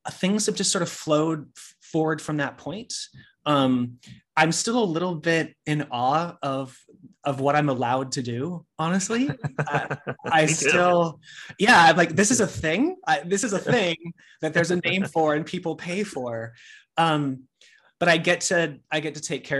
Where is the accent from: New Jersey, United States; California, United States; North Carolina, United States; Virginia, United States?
California, United States; Sacramento; moved away as an adult; now in New York, United States; I moved to New York from Sacramento, California, where I'm originally from